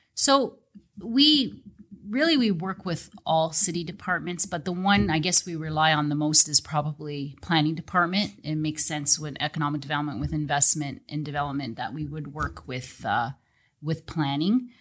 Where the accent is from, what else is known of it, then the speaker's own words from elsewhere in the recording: Welland, Ontario, Canada; I was actually even born and raised in Welland, so I've been in Welland my whole life